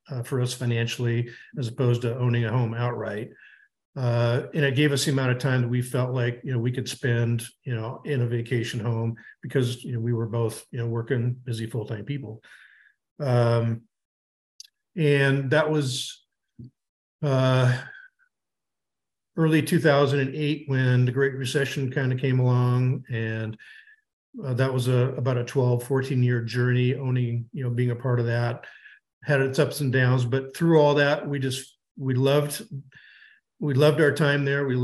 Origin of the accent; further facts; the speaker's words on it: Seattle, Washington, United States; now in Boise, United States; we are from the Pacific Northwest, both grew up in the Seattle area